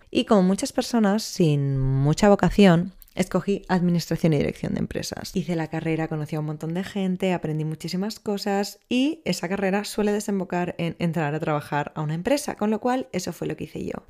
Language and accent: Spanish; Barcelona, Catalonia, Spain; soy de Barcelona, tengo 26 años